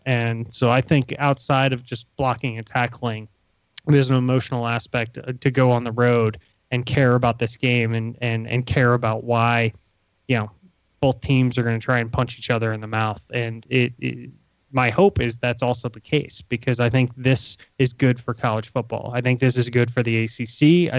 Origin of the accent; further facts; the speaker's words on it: Ashburn, Virginia, United States; Ashburn, my hometown where I grew up.